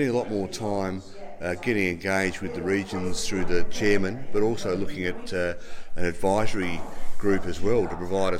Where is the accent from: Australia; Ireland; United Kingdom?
Australia; Adelaide, South Australia; moved away; Adelaide is still a bit my hometown originally